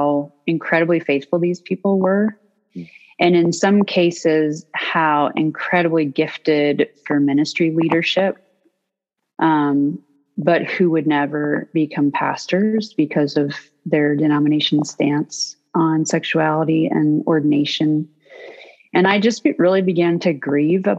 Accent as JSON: {"language": "English", "region": "North Georgia", "country": "United States", "tie": "born or raised there", "said": "I grew up in the South in North Georgia"}